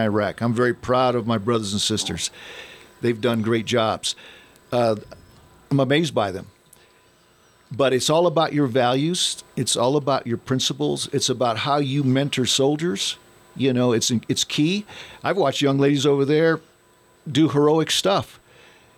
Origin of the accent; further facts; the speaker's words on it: United States; I'm an American